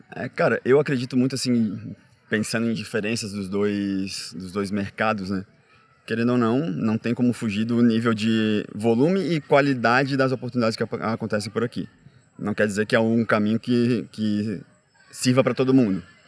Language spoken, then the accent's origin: Portuguese; Florianópolis, Santa Catarina, Brazil; moved away as an adult; now in São Paulo, Brazil; eu não nasci em Floripa eu fui para Floripa tinha uns 10 anos, mas enfim, a maior parte da minha vida adolescente e adulta